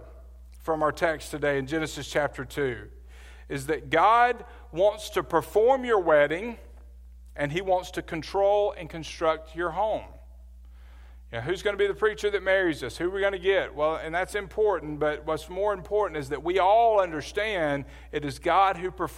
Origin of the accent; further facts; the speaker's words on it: Birmingham, Alabama, United States; I grew up in Birmingham, Alabama.